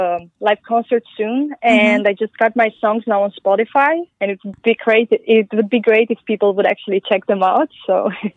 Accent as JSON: {"language": "English", "region": "Transylvania", "country": "Romania", "second_language": "English", "lives_now": "Denmark", "said": "I'm originally from Romania, from Transylvania."}